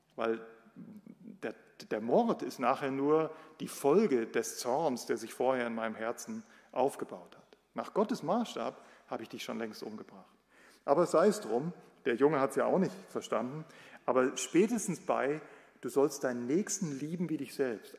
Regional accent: Germany; bei uns in Deutschland

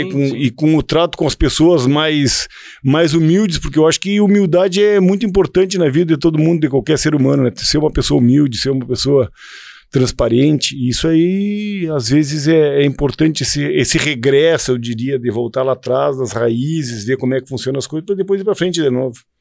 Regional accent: Estância Nazaré, Rio Grande do Sul, Brazil; moved away as an adult; now in Santo Ângelo, Brazil; nos criamos juntos na Estância Nazaré, todos os primos juntos, montando a cavalo

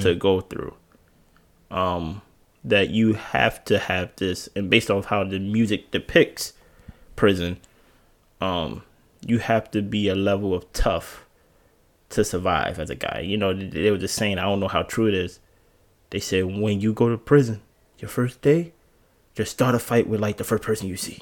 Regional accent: Baltimore, Maryland, United States; also born or lived in Jersey City, New Jersey; I was born in Jersey City, New Jersey. I was raised here in Baltimore, off, off the Alameda.

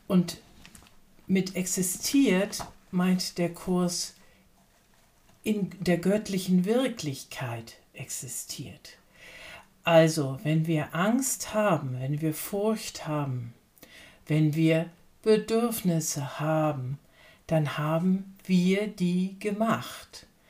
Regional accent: Lübeck, Schleswig-Holstein, Germany; als gebürtige Hanseatin, Lübeckerin

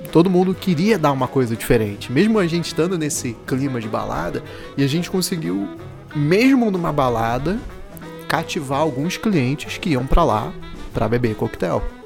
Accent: Brazil; Aí eu falei que era do, do Brasil

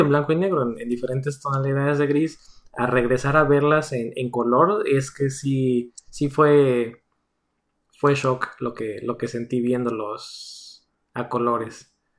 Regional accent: Mexico; moved away as an adult; now in United States; los dos somos de México

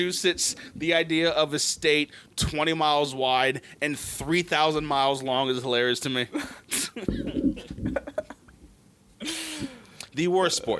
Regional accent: Maryland, United States; growing up on the East Coast, where we live in Maryland, we live on the very flat, very plainsy, you know, no crazy mountains

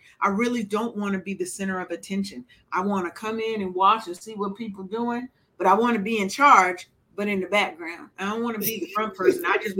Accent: Seattle, Washington, United States; I'm from Seattle, but my people is from the South.

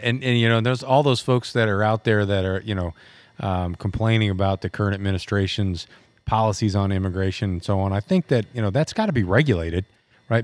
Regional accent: United States; I'm an American. I was born here

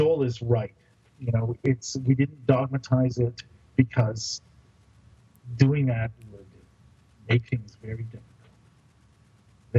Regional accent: Canada; part of it is being Canadian

